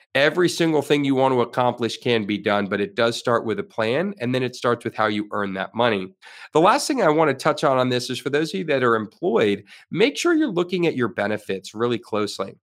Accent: Florida, United States; I am a Florida resident. I have been my whole life

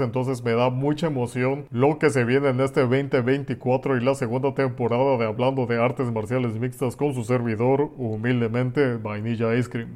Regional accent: Mexico; soy mexicano

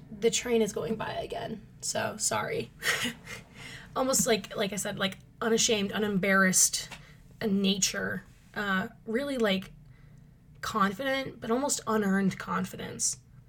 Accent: Minnesota, United States; Oh, I am from Minnesota. That is a big part of my personality, I'm finding out.

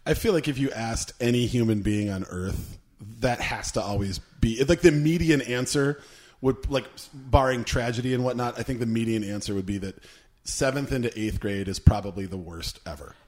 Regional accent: Minnesota, United States; We're Minnesotans.

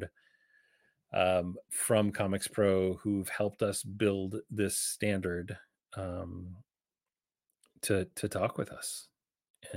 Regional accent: Canada; I'm Canadian

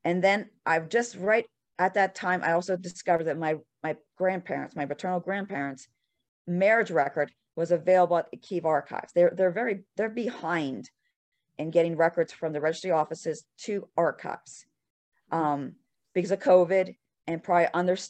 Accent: United States; I'm American

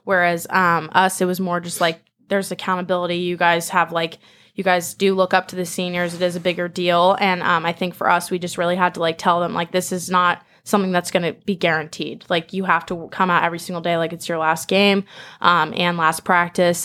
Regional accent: Manhattan Beach, California, United States; moved away; I'm originally from Manhattan Beach

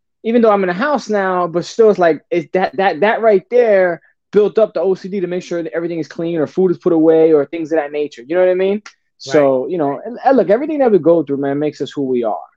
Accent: Newark, New Jersey, United States; also born or lived in Belleville, New Jersey; I was born and raised in Newark and Belleville, New Jersey, back and forth from Newark, New Jersey, Belleville, back and forth, right there on the border

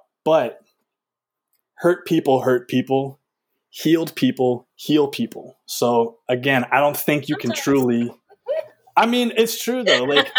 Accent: the South, United States; we come from the South

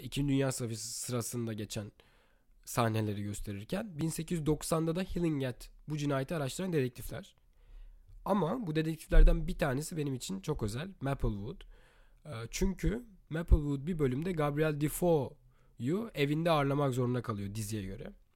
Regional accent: Turkey; moved away as an adult; Türkiye'deki evimde doğduğum büyüdüğüm evde

